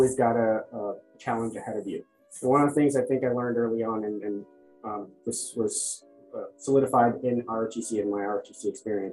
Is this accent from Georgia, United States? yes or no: no; Orange County, Southern California, United States; also born or lived in Bangladesh; I was born in Bangladesh. My family and I moved to Southern California when I was 8 and grew up in Orange County for the most part